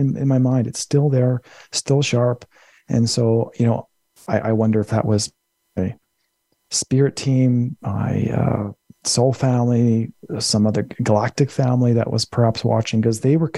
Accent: Winnipeg, Manitoba, Canada; moved away as an adult; also born or lived in British Columbia; my hometown of Winnipeg, Manitoba

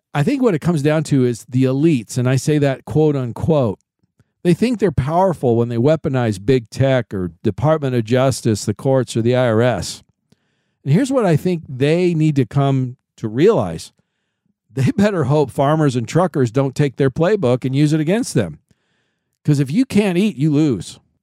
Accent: Kansas City, Missouri, United States; my hometown is Kansas City

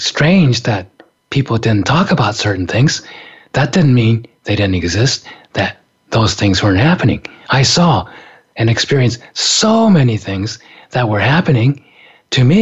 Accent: Japan; moved away; From the time I was a little kid, growing up in Japan

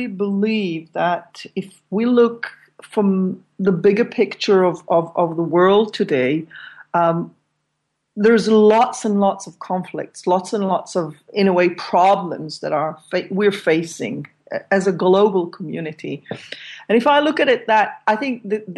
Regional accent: Israel; moved away as an adult; now in Amsterdam, Netherlands; I grew up in Israel. I mean, for the last 18 years, I've been living with my partner here in Amsterdam, in Holland

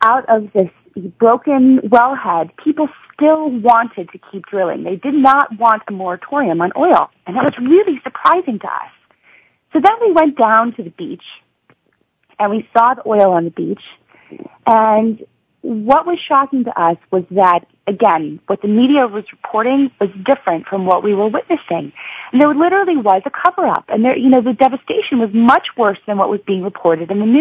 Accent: Vermont, United States; I'm from Vermont

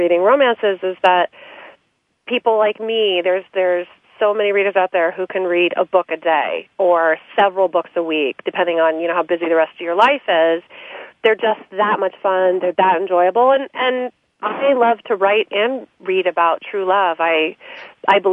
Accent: San Francisco Bay Area, California, United States; I'm from the San Francisco Bay Area. My father's a professor at Stanford, and I always wrote, and he's written many books on economics. And so writing was definitely always happening in our house

